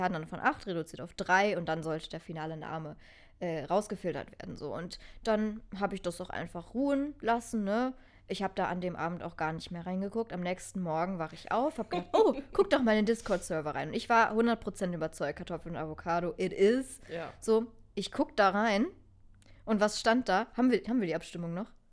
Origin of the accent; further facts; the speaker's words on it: Germany; Ich bin eine richtige Almankartoffel